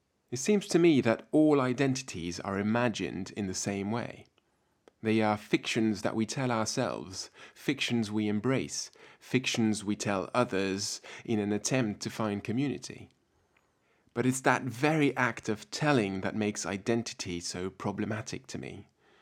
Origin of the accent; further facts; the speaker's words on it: France; born there; also born or lived in Germany; I was born in France to a French father and a German mother. When I was young, we moved back and forth across the Rhine so that I went to school alternately in both countries.